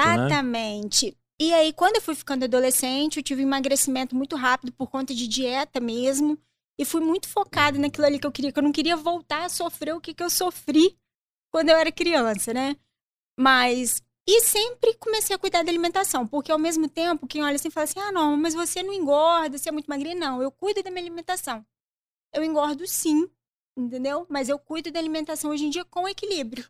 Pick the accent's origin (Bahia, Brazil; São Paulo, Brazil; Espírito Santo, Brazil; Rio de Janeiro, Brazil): Espírito Santo, Brazil; Colatina; also born or lived in Juiz de Fora, Minas Gerais; Eu sou de Colatina, Espírito Santo